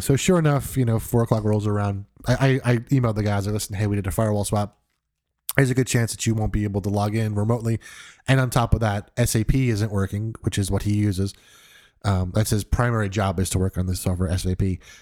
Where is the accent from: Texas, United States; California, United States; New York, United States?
New York, United States; moved away; I'm originally from New York